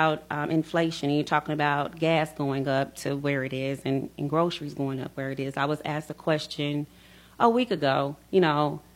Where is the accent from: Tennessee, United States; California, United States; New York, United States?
Tennessee, United States; Middle; I was born and raised in Middle Tennessee